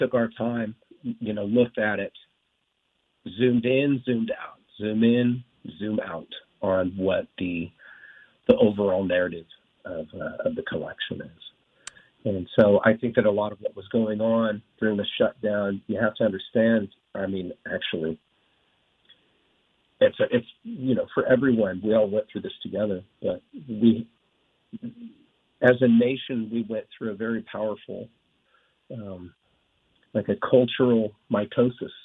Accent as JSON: {"language": "English", "town": "Wrightwood", "region": "California", "country": "United States", "tie": "born or raised there", "said": "I grew up in Wrightwood, California, it's right at the foot of the Mojave Desert"}